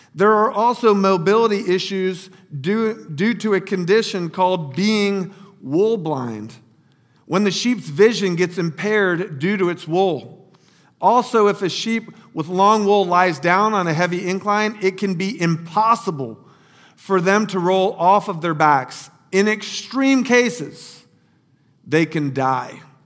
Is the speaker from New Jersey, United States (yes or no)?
no; Lake Wales, Florida, United States; moved away as an adult; also born or lived in Lower Fairfield County, Connecticut; little Lake Wales, Florida, my hometown